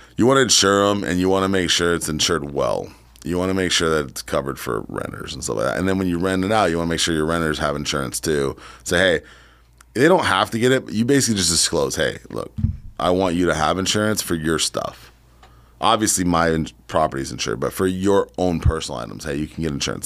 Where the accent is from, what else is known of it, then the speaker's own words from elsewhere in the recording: San Diego, California, United States; moved away; also born or lived in Poway, California; But I grew up in San Diego and Poway.